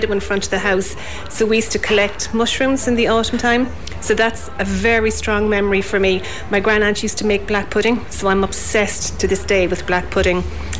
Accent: West Cork, Munster, Ireland; moved away as an adult; now in Kenmare, Ireland; I came from West Cork, so just growing up in West Cork

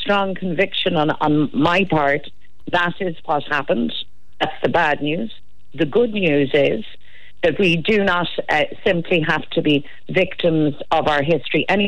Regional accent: Ireland; Irish men and Irish women

